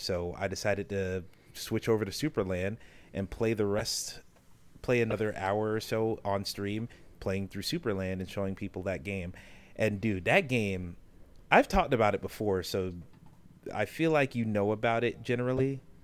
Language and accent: English; the South, United States; growing up in the South